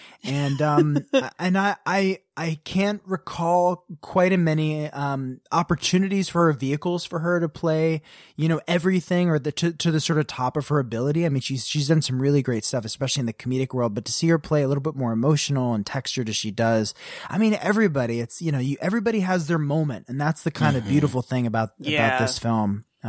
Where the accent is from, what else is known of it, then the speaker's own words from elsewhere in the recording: Potomac, Maryland, United States; I grew up in Potomac, Maryland, very different, but living in sort of a similar.